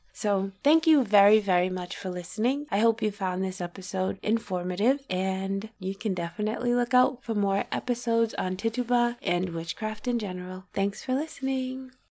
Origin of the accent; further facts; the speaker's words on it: Massachusetts, United States; I'm from Massachusetts